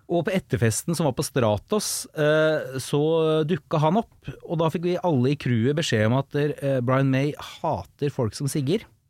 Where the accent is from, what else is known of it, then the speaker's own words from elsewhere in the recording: Vestby, Akershus, Norway; på 2000-tallet i Follo, der jeg er fra Vestby